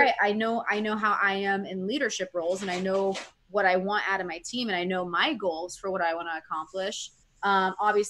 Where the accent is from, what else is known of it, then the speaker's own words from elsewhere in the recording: San Antonio, Texas, United States; moved away; I grew up in San Antonio.